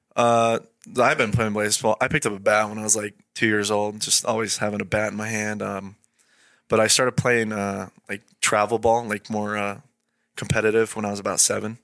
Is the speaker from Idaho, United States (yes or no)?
yes; Idaho, United States; born or raised there; also born or lived in Great Falls, Montana